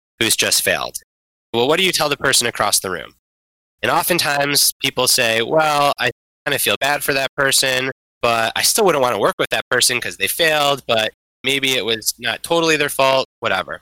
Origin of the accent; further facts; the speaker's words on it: Detroit, Michigan, United States; my hometown Detroit Lions